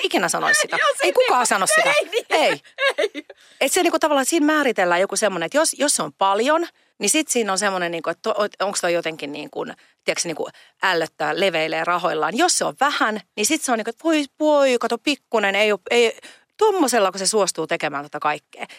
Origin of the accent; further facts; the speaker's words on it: Pori, Satakunta, Finland; moved away; also born or lived in Pomarkku; Mä oon Porista kotoisin ja sieltä menin niin kuin Porin osasta vielä Noormarkusta ja kävin lukion Pomarkussa